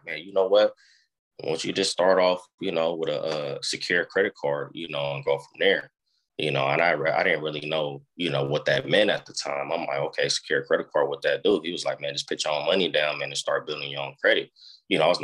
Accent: Oakland, California, United States; I was born in Oakland

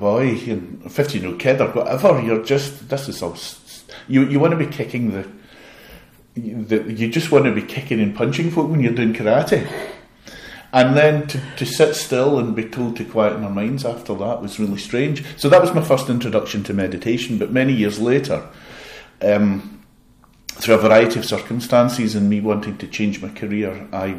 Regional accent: Glasgow, Scotland, United Kingdom; I love Glasgow. I'm from Glasgow.

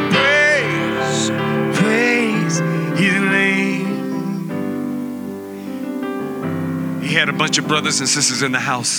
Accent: San Francisco, California, United States; I'm born and raised in San Francisco

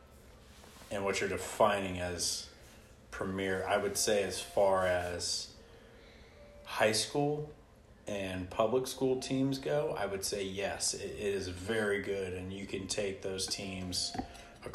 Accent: Indianapolis, Indiana, United States; I'm from Indianapolis, Indiana

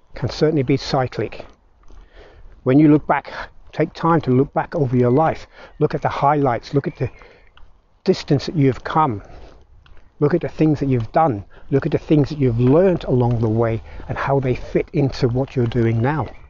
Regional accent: Belfast, Northern Ireland, United Kingdom; moved away; And I grew up in Belfast, Northern Ireland, I saw the start of the Troubles

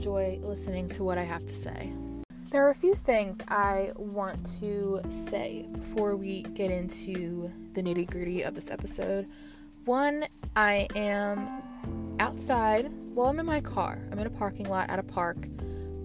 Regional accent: Freehold, New Jersey, United States; I'm from Freehold, New Jersey in Monmouth County, and I've been here all my life

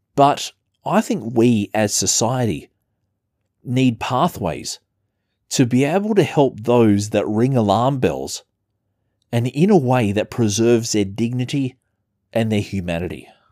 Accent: Adelaide, South Australia, Australia; my hometown, Adelaide, South Australia

